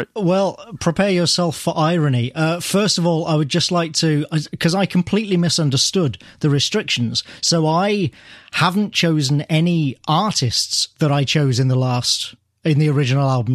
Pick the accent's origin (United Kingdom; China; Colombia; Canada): United Kingdom; near Birmingham, West Midlands; my hometown